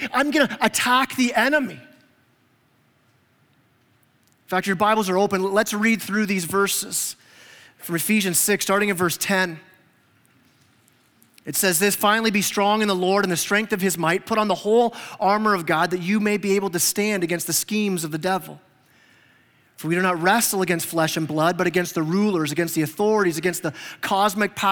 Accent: Canada; now in Huntsville, United States; I'm Canadian

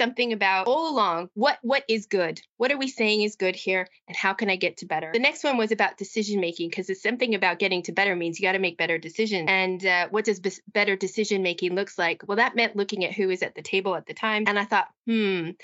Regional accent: United States; moved away as an adult; also born or lived in Midlands, United Kingdom; now in United Kingdom; as an American

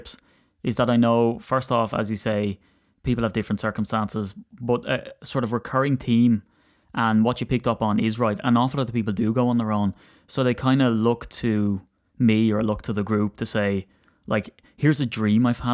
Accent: Ireland; as an Irishman

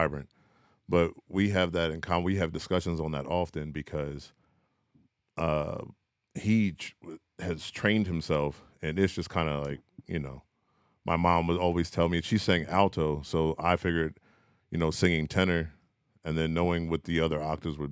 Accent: York, Pennsylvania, United States; I'm from York, Pennsylvania, 717

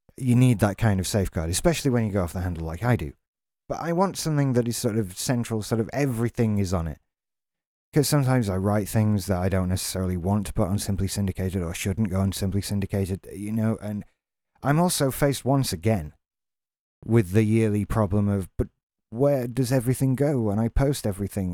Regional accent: England, United Kingdom; we have a bad enough reputation as English people

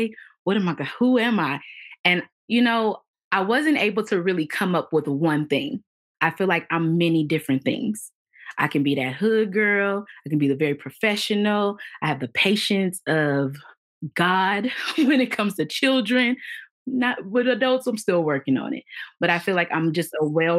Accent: Los Angeles, California, United States; we grew up in South Central Los Angeles

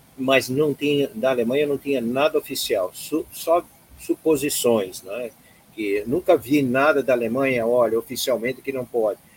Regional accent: Blumenau, Santa Catarina, Brazil; moved away as an adult; also born or lived in Florianópolis; cresci em Blumenau, depois fiz faculdade lá em economia em Florianópolis

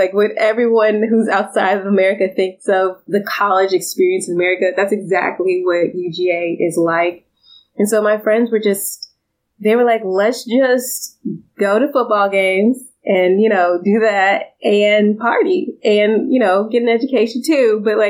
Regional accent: Suwanee, Georgia, United States; so I'm from Suwanee, Georgia, in the suburbs, but most people don't know what that is. So I'm from Atlanta. And I was raised in Georgia, and I attended the University of Georgia

